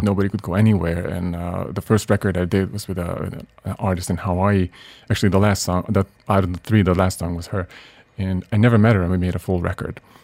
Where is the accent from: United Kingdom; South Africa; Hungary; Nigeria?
Hungary; Budapest; moved away as an adult; also born or lived in Boston / New York; Originally from Budapest, yeah, Hungary, and where I lived until I was 23.